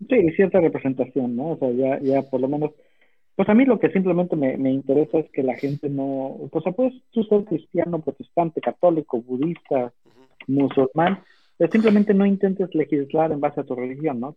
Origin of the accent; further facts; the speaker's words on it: Mexico; now in United States; como mexicano